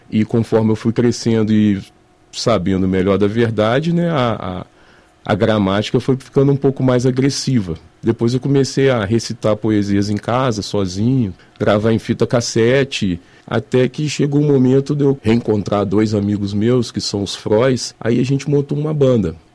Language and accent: Portuguese; Juiz de Fora, Minas Gerais, Brazil; Eu sou mineiro de Juiz de Fora mesmo e sempre fui nascido e criado aqui.